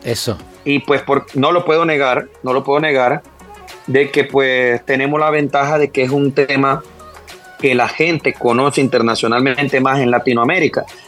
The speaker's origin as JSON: {"language": "Spanish", "country": "Panama", "said": "somos los panameños"}